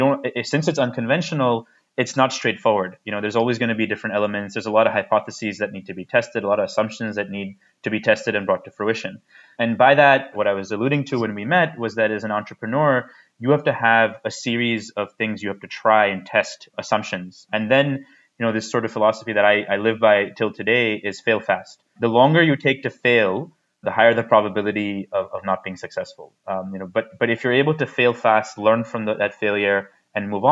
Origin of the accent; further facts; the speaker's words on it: United States; now in India; I didn't grow up in India. I grew up in the United States.